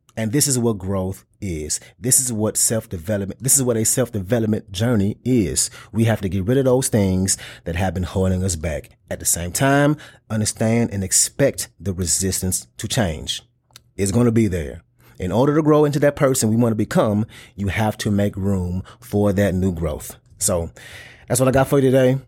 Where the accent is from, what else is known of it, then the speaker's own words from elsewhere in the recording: the South, United States; I'm from the South and I grew up around big cars